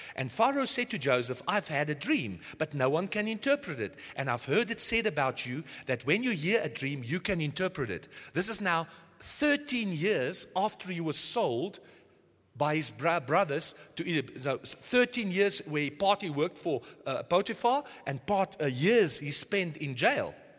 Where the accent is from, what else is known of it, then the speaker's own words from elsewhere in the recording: South Africa; now in Nordhorn, Germany; I was born in South Africa many years back.